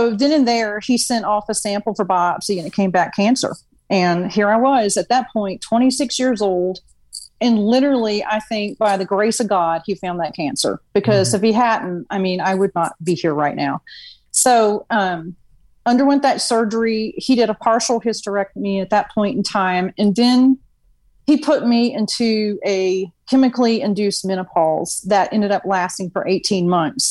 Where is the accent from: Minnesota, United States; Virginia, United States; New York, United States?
Virginia, United States; also born or lived in New Orleans; now in Houston, United States; I'm actually from Virginia. Born and raised there, and just made my way to Houston because of oil